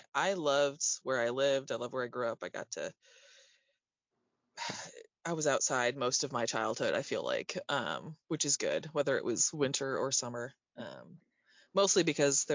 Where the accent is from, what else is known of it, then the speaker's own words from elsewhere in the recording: Grand Rapids, Michigan, United States; moved away as an adult; also born or lived in Boston area; now in Boston, United States; I grew up in Michigan. In western part of Michigan, like Grand Rapids area